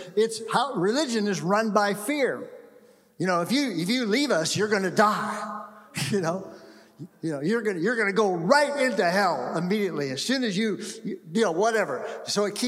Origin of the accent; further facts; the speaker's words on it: California, United States; moved away; also born or lived in Seattle; I grew up in California, went away for 39 years, and came back to California